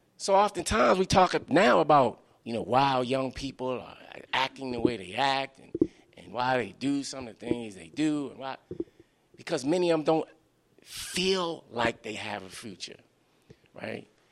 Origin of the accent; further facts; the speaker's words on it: Baltimore, Maryland, United States; my own growing up in Baltimore.